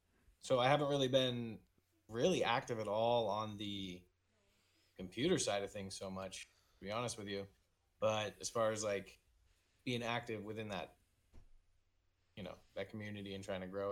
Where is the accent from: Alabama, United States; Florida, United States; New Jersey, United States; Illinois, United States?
Florida, United States; I'm from Florida. So I was in Florida for a couple years.